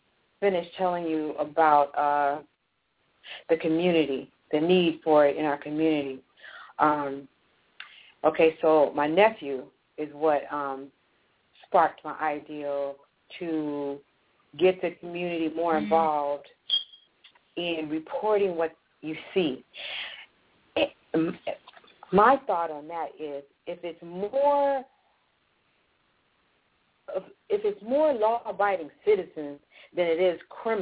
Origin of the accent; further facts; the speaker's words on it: Los Angeles, California, United States; I grew up in Los Angeles, and I lived in the inner city, but I was bused to the valley.